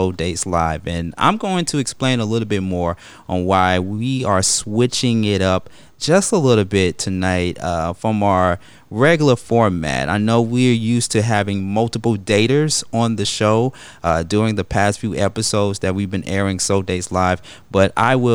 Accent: United States; a person who was born here in America

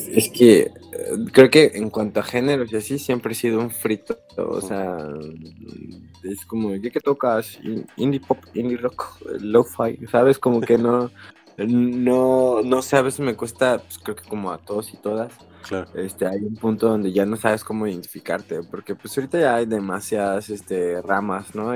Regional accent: Zamora, Michoacán, Mexico; moved away as an adult; also born or lived in Morelia; now in Mexico City, Mexico; yo soy originario de Zamora, Michoacán

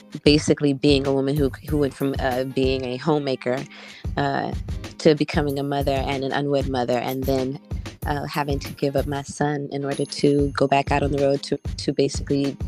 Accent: Washington, District of Columbia, United States; I'm from Washington, D.C., by way of Ghana, West Africa, a proud graduate of Duke Ellington School of Performing Arts

